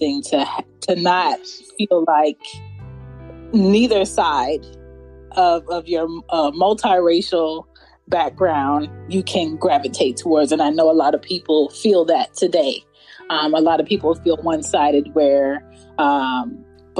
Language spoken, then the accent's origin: English; Philadelphia, Pennsylvania, United States; I was born and raised in Philadelphia